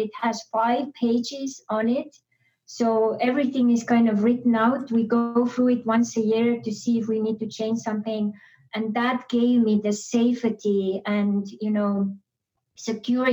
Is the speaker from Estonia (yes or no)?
yes; Estonia; moved away; I was born and raised in Estonia.